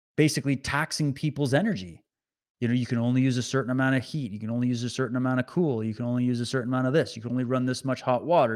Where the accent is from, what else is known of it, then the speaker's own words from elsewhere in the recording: Canada; as a Canadian